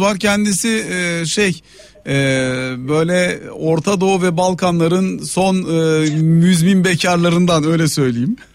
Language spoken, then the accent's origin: Turkish; Ankara, Turkey; now in Istanbul, Turkey; Ben Ankaralıyım, İstanbul'da yaşıyorum, ailem Antalya'da yaşıyor.